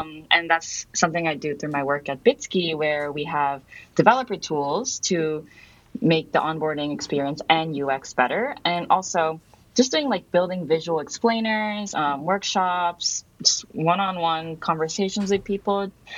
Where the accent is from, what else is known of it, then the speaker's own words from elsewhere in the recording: Myanmar; also born or lived in Japan; So I grew up abroad. So I'm Japanese, and I grew up in Myanmar.